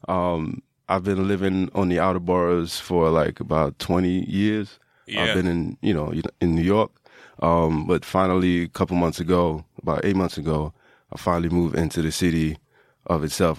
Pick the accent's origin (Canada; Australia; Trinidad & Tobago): Trinidad & Tobago; I grew up in Trinidad